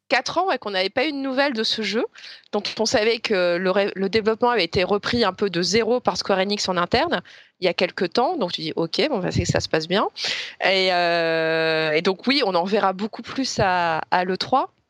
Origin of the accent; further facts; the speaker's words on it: France; en tant que Français